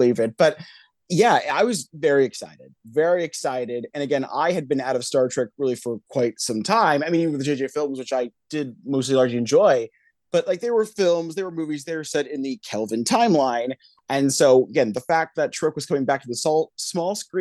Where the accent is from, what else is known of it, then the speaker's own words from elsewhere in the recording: Northern California, United States; I'm from Northern California myself